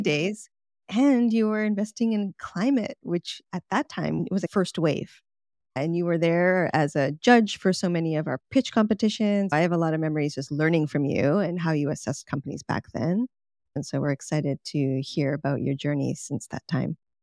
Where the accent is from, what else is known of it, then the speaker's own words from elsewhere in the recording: Canada; moved away; I'm from Canada